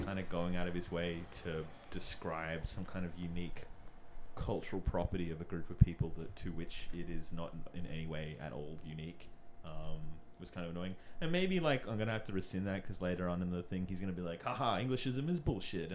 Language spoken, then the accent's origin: English; Australia